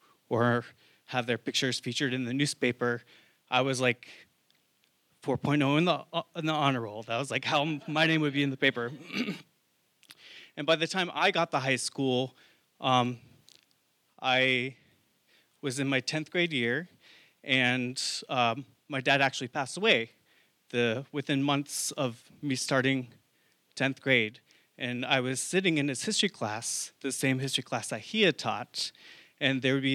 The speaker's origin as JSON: {"language": "English", "region": "Oregon coast", "country": "United States", "tie": "born or raised there", "also_born_or_lived": "San Francisco / New York City", "moved": "as an adult", "said": "I grew up in a very small town in Oregon, on the Oregon coast"}